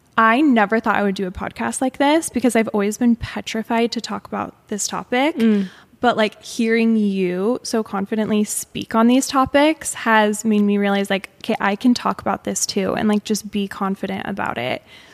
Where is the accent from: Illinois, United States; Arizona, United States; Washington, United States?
Arizona, United States; Mesa; And I grew up in Mesa, Arizona, just for reference, which is basically like a mini Provo. Like at the time, it was, I felt like it was all Mormons surrounding us. So very heavily influenced by Mormon culture.